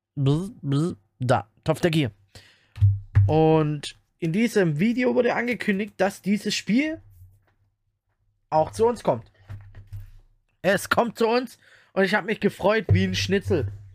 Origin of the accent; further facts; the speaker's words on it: Germany; bei uns in Deutschland